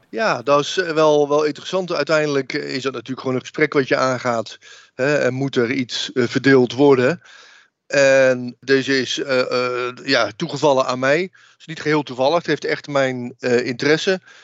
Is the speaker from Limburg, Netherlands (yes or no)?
no; Oudenbosch, North Brabant, Netherlands; ik ben opgegroeid in Oudenbos westelijke eh, Brabant